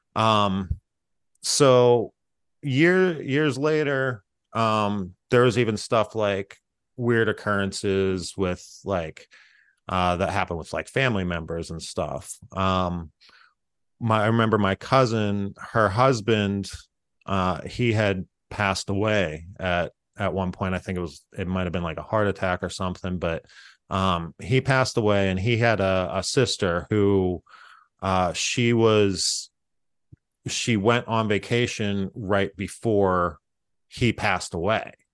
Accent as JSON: {"language": "English", "town": "Freeport", "region": "Pennsylvania", "country": "United States", "tie": "born or raised there", "said": "I grew up in Freeport, uh, which is a, a very small town."}